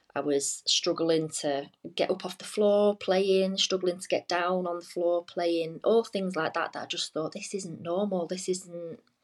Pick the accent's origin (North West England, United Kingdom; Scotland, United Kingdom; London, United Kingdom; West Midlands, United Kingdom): North West England, United Kingdom; just outside Manchester, Cheshire; now in Leeds, United Kingdom; I'm originally from um, just outside Manchester, like Cheshire